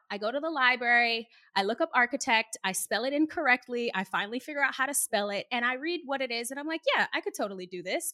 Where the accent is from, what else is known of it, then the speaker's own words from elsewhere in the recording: Boston, Massachusetts, United States; moved away as an adult; also born or lived in Arlington, Massachusetts; I'm born and raised in Boston. This is my city. This is where I'm from